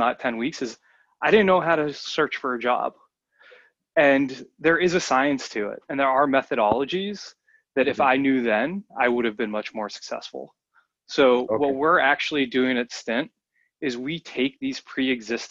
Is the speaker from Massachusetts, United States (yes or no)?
yes; outside of the Boston area, Massachusetts, United States; I grew up outside of the Boston area